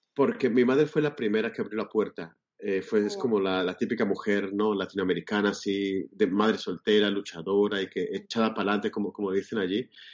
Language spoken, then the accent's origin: Spanish; Asturias, Spain; accent: a bit odd and mixed; moved away as an adult; also born or lived in Bucaramanga, Colombia / Bogotá, Colombia / Catalonia, Spain; now in Berlin, Germany; de Asturias, del norte de España